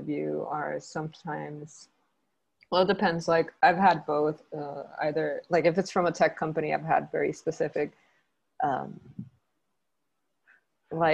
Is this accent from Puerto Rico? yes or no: yes; Puerto Rico; I am from Puerto Rico, and I've lived and studied and worked in Puerto Rico my whole life.